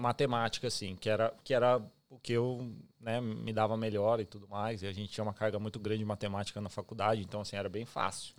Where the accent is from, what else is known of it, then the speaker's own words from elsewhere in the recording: São Paulo, Brazil; moved away as an adult; also born or lived in Taboão da Serra; now in Australia; eu sou de São Paulo mesmo, capital, é, capital é, mas eu morei muito tempo no município de Taboão da Serra